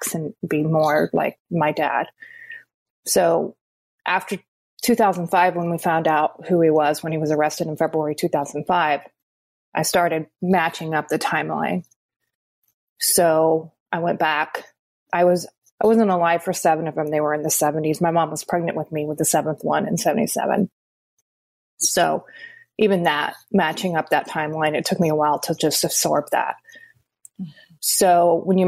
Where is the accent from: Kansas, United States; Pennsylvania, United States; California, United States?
Kansas, United States; Wichita; I grew up in Wichita, Kansas